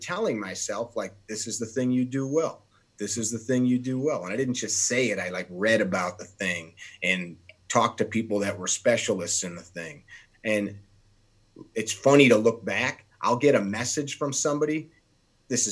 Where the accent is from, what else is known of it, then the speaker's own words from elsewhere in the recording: Chicago, Illinois, United States; I have people make fun of the sound of my voice because I'm from Chicago.